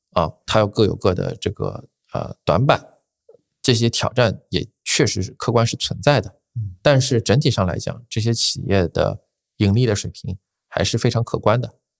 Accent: Shanghai, China; 我，我是在上海嘛，我是土著啊

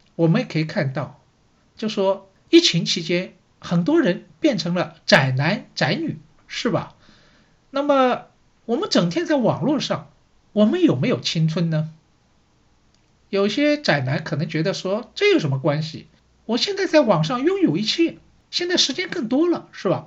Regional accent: Shanghai, China; 我是上海人，所以呢，对城市这一块呢，好像也特别有感觉

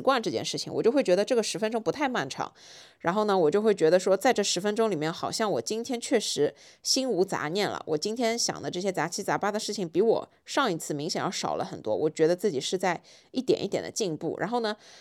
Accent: Shanghai, China; 作为一个上海人，很少看到下大雪

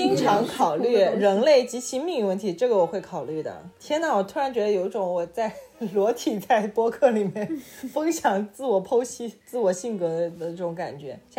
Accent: Beijing, China; accent: Beijing; 完了，我这北京口音真的是既不标准又甩不掉。

